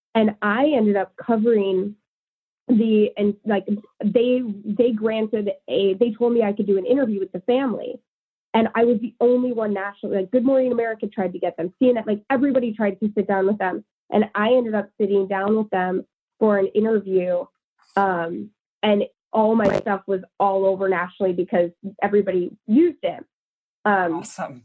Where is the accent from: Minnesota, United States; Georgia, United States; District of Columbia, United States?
Minnesota, United States; St. Cloud; also born or lived in New Hampshire; I grew up in. I mostly grew up in Minnesota.